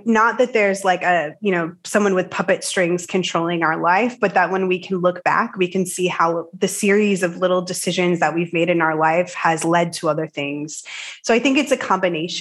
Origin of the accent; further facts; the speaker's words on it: United States; moved away as an adult; now in Denmark; I'm American, but I live in Denmark right now